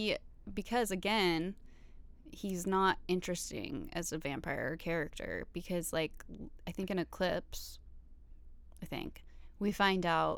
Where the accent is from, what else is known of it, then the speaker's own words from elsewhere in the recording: the South, United States; I grew up in the South also.